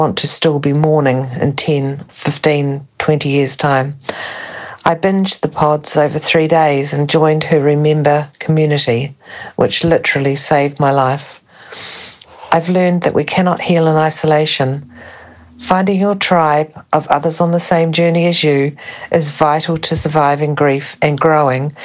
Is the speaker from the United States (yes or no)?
no; New Zealand; now in France; I'm from New Zealand, but currently living in France